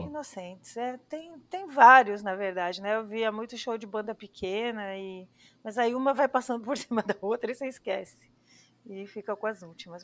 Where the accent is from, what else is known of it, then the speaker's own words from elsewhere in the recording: São Paulo, Brazil; moved away as an adult; now in Barcelona, Spain; eu cresci em São Paulo